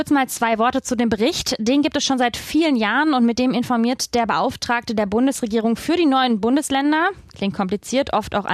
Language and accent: German; West Germany, Germany; dann bin ich auch noch in Westdeutschland äh, aufgewachsen.